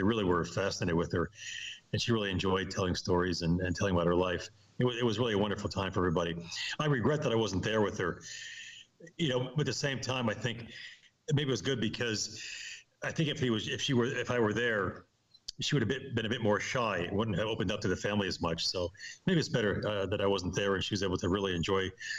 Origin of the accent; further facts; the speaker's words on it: Amsterdam, North Holland, Netherlands; moved away; Very different from my background, and, you know, growing up in Amsterdam and going to an Ivy League college and all this kind of thing.